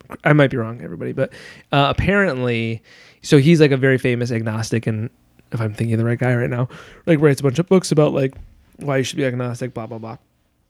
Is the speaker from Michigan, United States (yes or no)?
yes; Michigan, United States; As you know about me, growing up in West Michigan, I grew up very, very evangelical Christian.